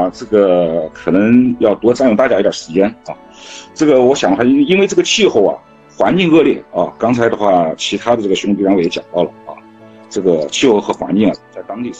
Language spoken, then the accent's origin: Chinese; China; 这个我们中国人建呢，呃，是世界五百强